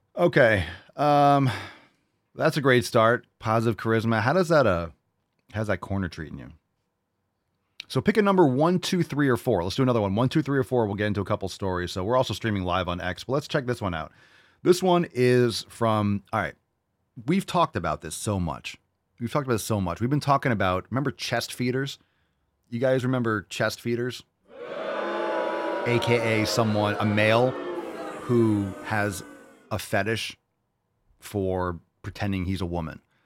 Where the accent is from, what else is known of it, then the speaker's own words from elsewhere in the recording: New York City, New York, United States; moved away; I was born in New York City